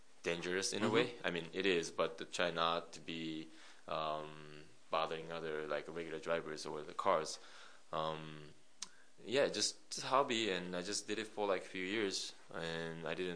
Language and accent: English; Japan; moved away as an adult; now in United States; I'm originally from Japan. I live here in the States last 10 years